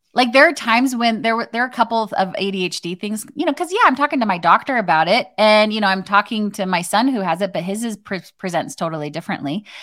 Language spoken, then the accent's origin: English; Arizona, United States; I grew up in Arizona